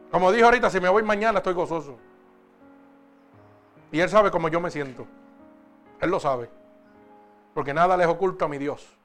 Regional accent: Puerto Rico; moved away; Cuando yo salí de Puerto Rico, salí con una maleta, una máquina de respirar y un sello de muerto en la frente y en la espalda.

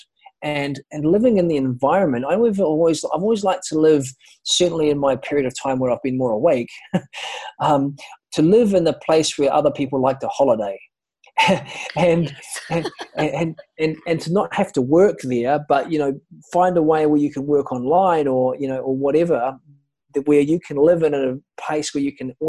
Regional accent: New Zealand; moved away as an adult; also born or lived in Ibiza; now in Thailand; I'm from New Zealand. I've been away traveling

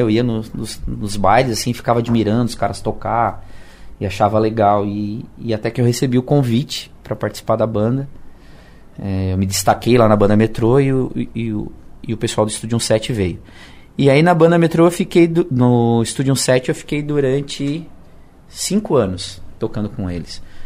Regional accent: Siderópolis, Santa Catarina, Brazil; moved away as an adult; also born or lived in Criciúma; eu só nasci aqui, mas eu, meus pais sempre foram de Siderópolis. E morei em Siderópolis até quatro anos atrás

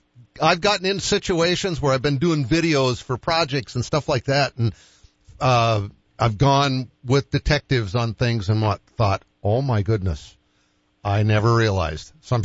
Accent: Boston, Massachusetts, United States; when I grew up in Boston, we lived on five acres.

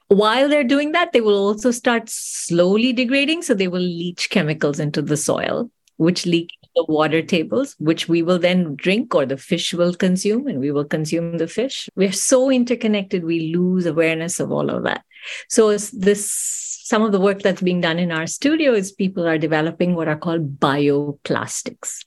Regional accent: India; moved away; I grew up in India, I was born and raised in India.

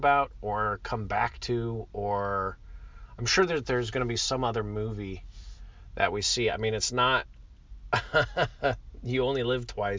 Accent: United Arab Emirates; Saudi Arabia, which is right next to where I used to live. I grew up in the United Arab Emirates.

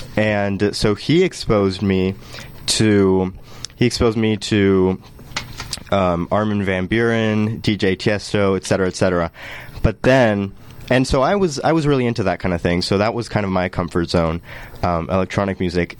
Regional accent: Colombia; moved away; I'm from Colombia

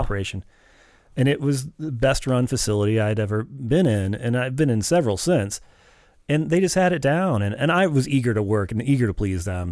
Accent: St. Louis, Missouri, United States; I grew up in West St. Louis

